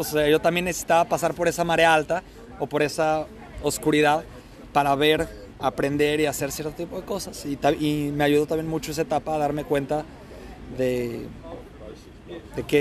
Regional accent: Colombia; now in Melbourne, Australia; Todero, decimos en Colombia.

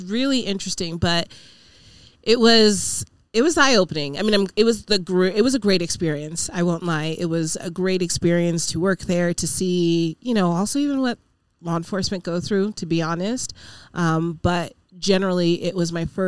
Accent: Reno, Nevada, United States; born and raised here. My parents are from Nigeria

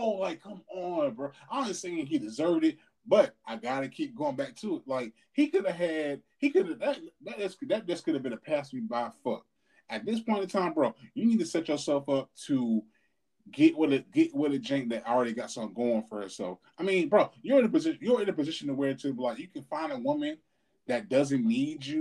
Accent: Louisville, Kentucky, United States; I'm a nigga from Louisville

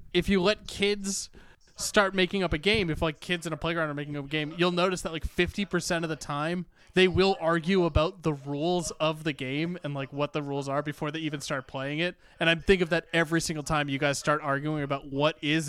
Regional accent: Bedford, Massachusetts, United States; I'm from Bedford, Massachusetts. Born and raised on the playgrounds where I spent most of my days.

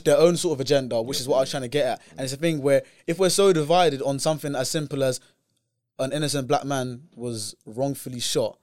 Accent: United Kingdom; as a British person

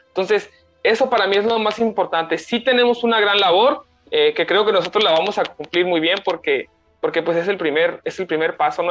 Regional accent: Mexico; nosotros como, como, como, eh, como jóvenes eh, y como mexicanos

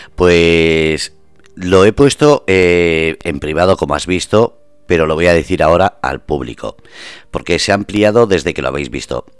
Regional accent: Basque Country, Spain; moved away; soy vasco

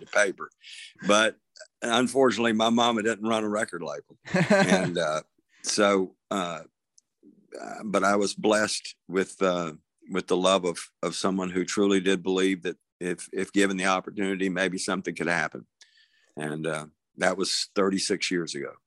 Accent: Tybee Island, Georgia, United States; moved away; also born or lived in Savannah, Georgia; was born in Savannah, Georgia, and I, I grew up out on a little place called Tybee Island, Georgia

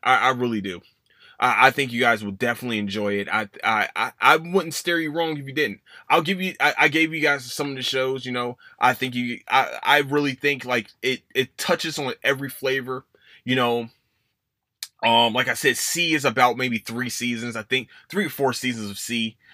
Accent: Philadelphia, Pennsylvania, United States; moved away; it's my hometown. I love Philadelphia

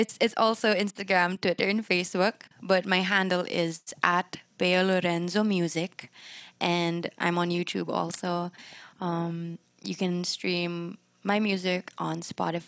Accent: Philippines; what we think makes us Filipino

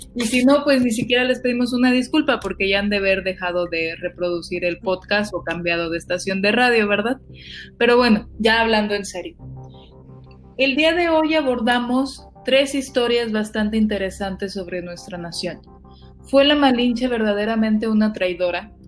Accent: Tampico, Tamaulipas, Mexico; Yo soy de Tampico

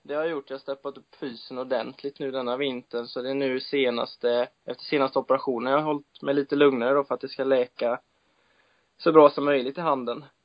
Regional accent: Sweden; jag har väl bott mer i den tror jag än vad jag har bott här hemma i Sverige

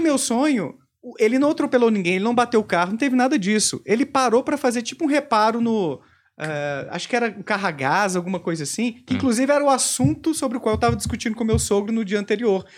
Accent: Bom Despacho, Minas Gerais, Brazil; moved away; Eu morava no interior de Minas, Bom Despacho, né, minha terra natal.

